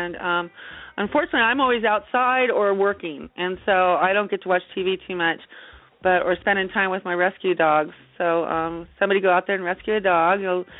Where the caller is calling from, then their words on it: Big Bear Lake, California, United States; I'm calling from Big Bear Lake, California.